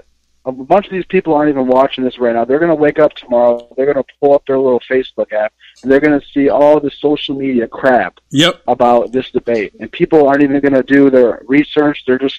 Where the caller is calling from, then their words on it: Rockwood, Michigan, United States; I'm calling from Rockwood, Michigan.